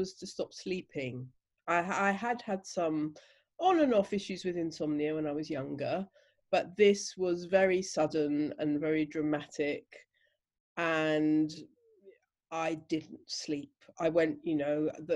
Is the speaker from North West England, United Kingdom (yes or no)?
no; Chigwell, East of England, United Kingdom; I grew up in a place called Chigwell, Essex, which is a northeastern suburb of London.